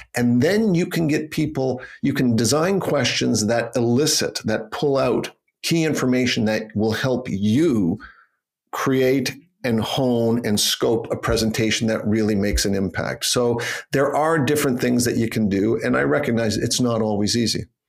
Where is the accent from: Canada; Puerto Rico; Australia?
Canada; moved away as an adult; also born or lived in Toronto, Canada; now in Geneva, Switzerland; I'm from Canada and I'm trained as a lawyer